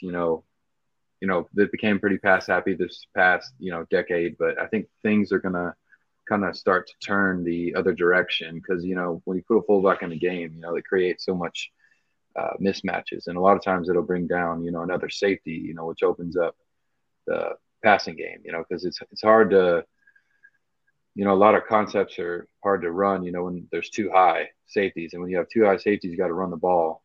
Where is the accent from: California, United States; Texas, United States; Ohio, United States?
Texas, United States; Dallas; as a kid growing up in Dallas